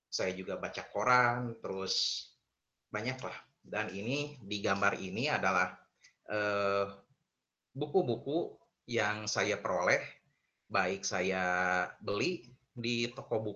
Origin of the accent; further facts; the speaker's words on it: Tasikmalaya, West Java, Indonesia; also born or lived in Garut; dan saya asli Garut, namun dari kecil sampai besar, sampai SMA, saya itu sekolah di SMA Negeri 3, Kota Tasikmalaya.